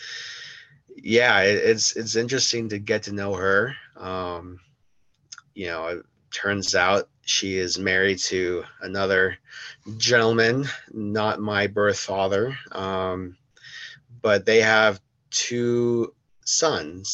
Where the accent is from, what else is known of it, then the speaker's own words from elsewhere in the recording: Denver, Colorado, United States; also born or lived in South Korea; I grew up in Denver, Colorado. I was not born here. I was born in South Korea, and I was adopted by a family here